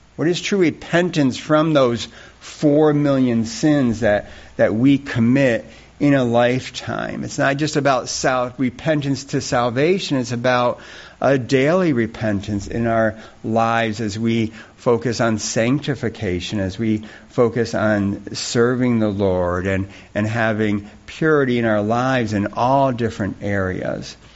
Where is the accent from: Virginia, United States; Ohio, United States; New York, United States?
New York, United States; Rushville; moved away; I grew up down in Rushville, New York